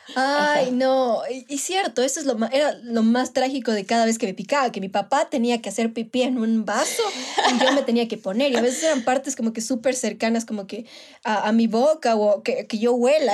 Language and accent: Spanish; Manabí, Ecuador; moved away; soy de Manabí y obviamente iba, qué, sé yo, cada cierto tiempo a visitar a mi familia allá